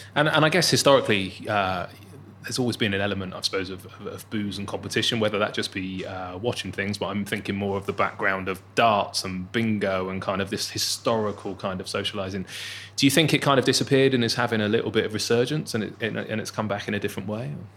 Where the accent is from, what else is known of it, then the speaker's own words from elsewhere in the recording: Bournemouth, South West England, United Kingdom; I'm from the seaside, so I'm laughing because I'm from Bournemouth